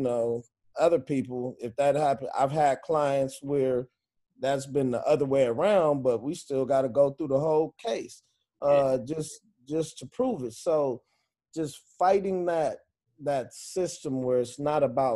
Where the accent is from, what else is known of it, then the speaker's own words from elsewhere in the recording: Inglewood, California, United States; now in Los Angeles, United States; I'm from Inglewood. The gang in the neighborhood I grew up in mainly was Inglewood family